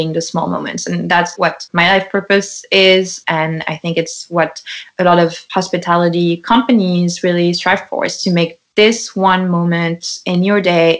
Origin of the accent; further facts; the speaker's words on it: Lyon, Auvergne-Rhône-Alpes, France; English is a second language; moved away as an adult; also born or lived in New York, United States; now in United States; I grew up in Lyon